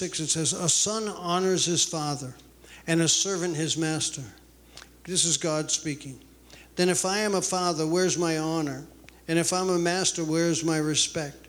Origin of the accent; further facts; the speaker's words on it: New England, United States; moved away as an adult; now in Rome, United States; I grew up Roman Catholic in New England